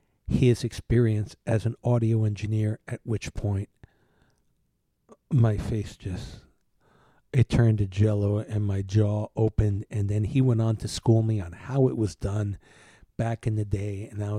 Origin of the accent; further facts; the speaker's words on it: Cuba; born there; Now, you know, I was born in Cuba.